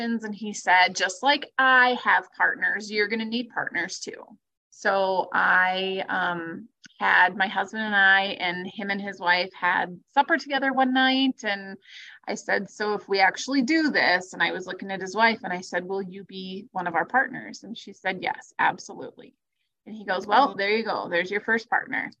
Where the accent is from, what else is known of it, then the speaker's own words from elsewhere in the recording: Webster, South Dakota, United States; moved away as an adult; also born or lived in Spearfish, South Dakota / Watertown, South Dakota; So I'm originally from Webster, South Dakota